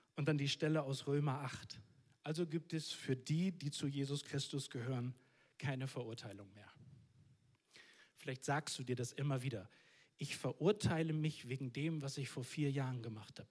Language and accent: German; Northern Germany, Germany; Ich komme aus dem Norden von Deutschland